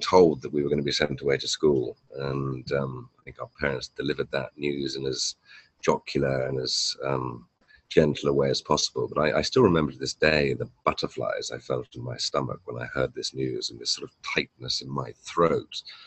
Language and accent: English; Hampshire, South East England, United Kingdom; moved away as an adult; also born or lived in New York / London; now in Canggu, Indonesia; I was born and raised in Hampshire in the south of England.